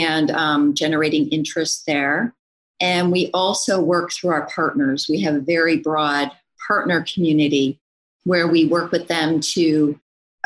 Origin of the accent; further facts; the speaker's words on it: Canada; moved away; also born or lived in Kingston, Ontario / Waterloo, Ontario; I'm from Canada originally, went to school up there at a university called